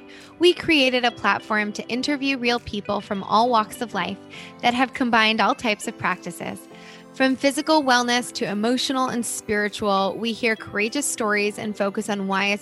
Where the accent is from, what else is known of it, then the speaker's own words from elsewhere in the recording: Northeast, United States; now in Southern California, United States; I grew up in the Northeast